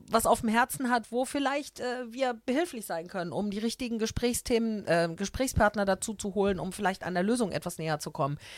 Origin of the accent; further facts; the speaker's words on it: Düsseldorf, North Rhine-Westphalia, Germany; also ich habe zwar gesagt, ich bin aus Unterbeck, aber das ist mir ja total egal. Also, mir geht es ja um ganz Düsseldorf.